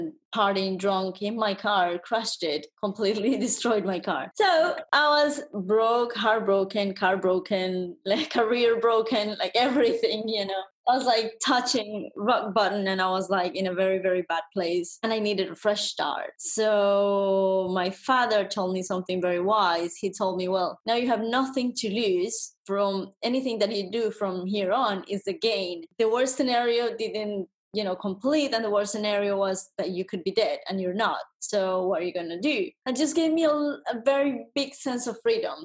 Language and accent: English; Colombia; first language Spanish; English is a second language; moved away as an adult; now in Paris, France; I come from Colombia. I'm from Colombia, South America.